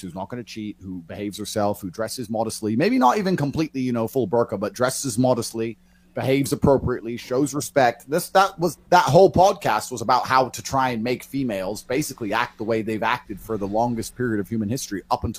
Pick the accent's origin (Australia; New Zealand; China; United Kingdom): United Kingdom; Luton, East of England; also born or lived in Chicago / Dubai; now in Romania; I grew up in Luton in England